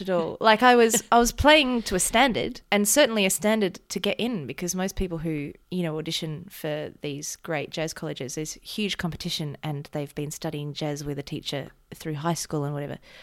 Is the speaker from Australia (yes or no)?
yes; Mornington Peninsula, Victoria, Australia; I'm from the Maunington Peninsula, which is just beach culture